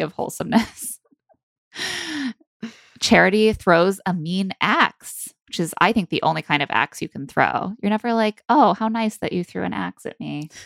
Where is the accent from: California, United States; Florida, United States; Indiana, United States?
Indiana, United States; South Bend; now in New York City, United States; as someone who grew up in South Bend myself